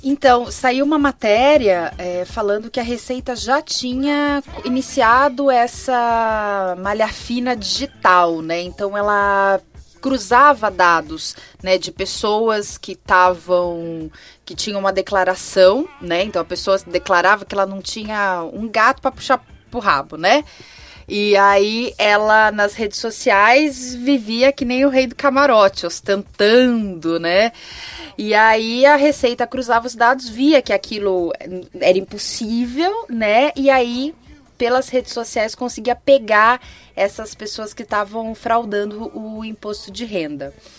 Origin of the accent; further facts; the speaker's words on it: São Paulo, Brazil; sou de São Paulo, capital